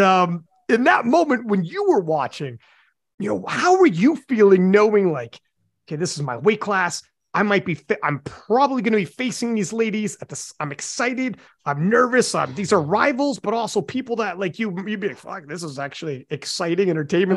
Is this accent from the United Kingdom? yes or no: no; Canada; I'm Canadian